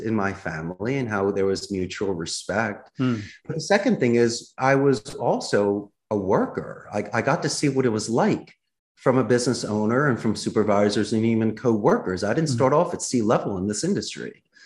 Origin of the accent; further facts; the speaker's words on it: Philadelphia, Pennsylvania, United States; accent: Philadelphia; moved away as an adult; now in Costa Rica; my Philadelphia accent